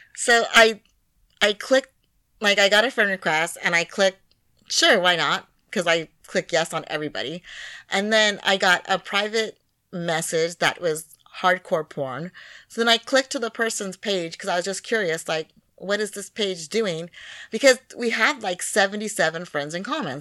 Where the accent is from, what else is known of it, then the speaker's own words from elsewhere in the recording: United States; being a black woman from America